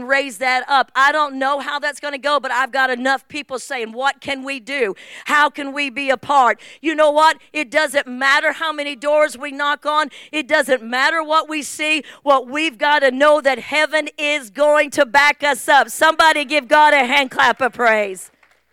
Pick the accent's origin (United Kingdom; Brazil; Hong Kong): United Kingdom; England; moved away; I'm from England